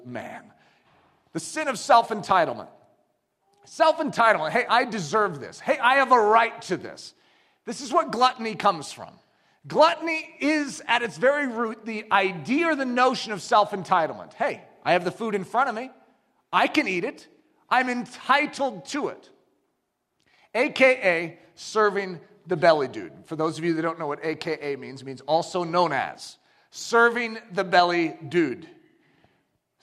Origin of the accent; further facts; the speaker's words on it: United States; I'm an American.